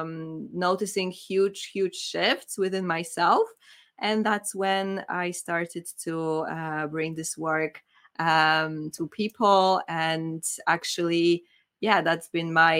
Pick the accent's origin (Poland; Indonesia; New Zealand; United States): Poland; now in United Kingdom; I'm from Poland.